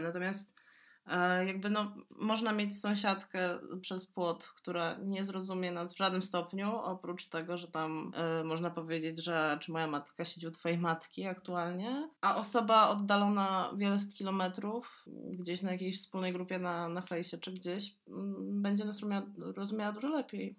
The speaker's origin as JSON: {"language": "Polish", "country": "Poland", "said": "z Polski, duży kraj w Europie Środkowo-Wschodniej"}